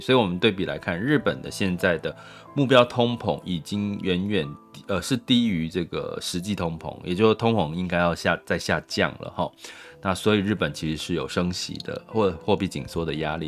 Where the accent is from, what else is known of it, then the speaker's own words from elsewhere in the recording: Taiwan; 我们台湾